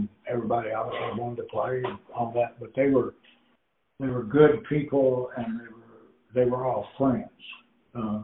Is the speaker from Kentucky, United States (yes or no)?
yes; Owensboro, Kentucky, United States; I'm from Owensboro, and may still be this way, but then Owensboro was one of the bigger and best basketball teams in the state, and so I couldn't quite make the team